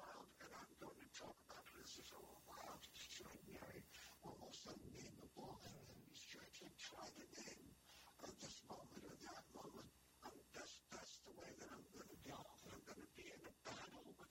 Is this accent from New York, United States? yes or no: yes; New York City, New York, United States; when I was growing up in the Bronx